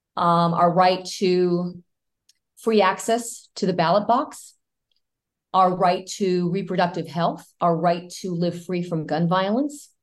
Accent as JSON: {"language": "English", "country": "United States", "first_language": "Spanish", "second_language": "English", "said": "I'm a first generation American, and and um, Spanish was my first language"}